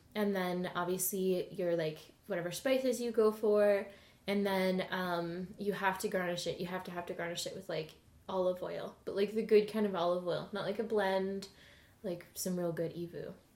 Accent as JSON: {"language": "English", "town": "Edmonton", "region": "Alberta", "country": "Canada", "moved": "yes", "lives_now": "Ottawa, Canada", "said": "I'm from Edmonton. I'm from Alberta."}